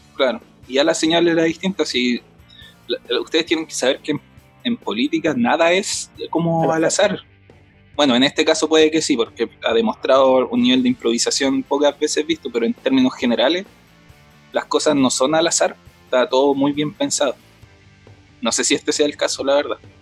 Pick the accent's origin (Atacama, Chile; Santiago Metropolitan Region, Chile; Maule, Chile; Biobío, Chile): Biobío, Chile; Concepción; yo soy de Concepción